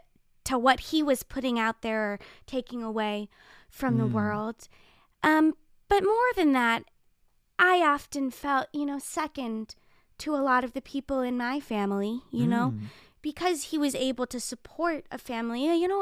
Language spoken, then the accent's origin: English; Calabasas, California, United States; I was born and raised in Calabasas, California.